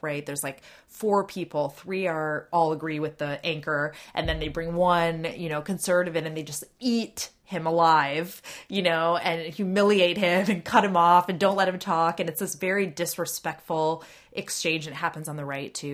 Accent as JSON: {"language": "English", "town": "Ann Arbor", "region": "Michigan", "country": "United States", "moved": "yes", "lives_now": "Washington, D.C., United States", "said": "when I was in Michigan, uh, I'm from Ann Arbor"}